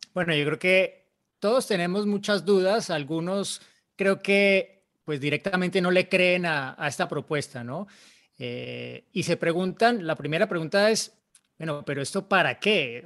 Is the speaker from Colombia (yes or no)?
yes; Colombia; yo soy colombiano